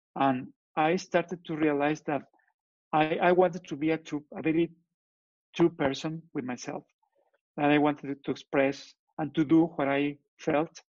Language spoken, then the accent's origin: English; Torreón, Coahuila, Mexico; English is a second language; moved away as an adult; now in Guadalajara, Mexico; I am from Torreon, but I live in Guadalajara.